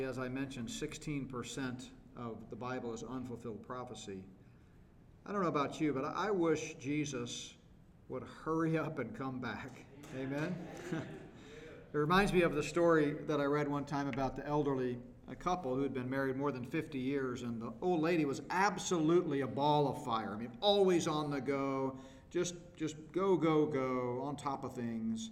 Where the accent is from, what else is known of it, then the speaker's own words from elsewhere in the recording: Texas, United States; I grew up hunting, and we grew up in Texas